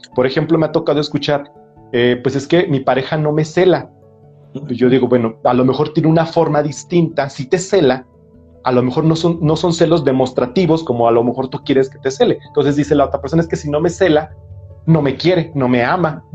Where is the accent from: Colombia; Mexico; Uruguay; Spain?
Mexico; la carga que traemos como cultura mexicana